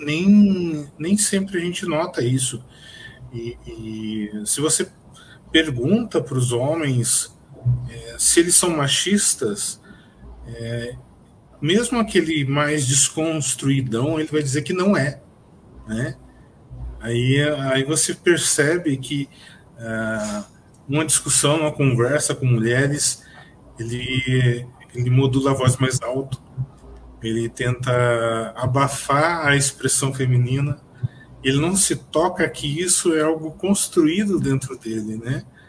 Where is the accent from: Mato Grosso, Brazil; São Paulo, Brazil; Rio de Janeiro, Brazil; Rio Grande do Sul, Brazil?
São Paulo, Brazil; São José dos Campos; sou de São José dos Campos